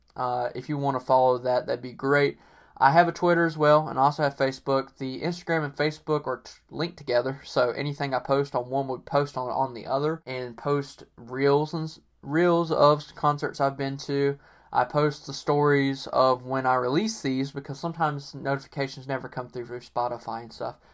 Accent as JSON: {"language": "English", "region": "North Carolina", "country": "United States", "said": "the Cherokee tribe is from my state. Um, I actually am part Cherokee, and I feel like most people in North Carolina, for the most part, are part Cherokee."}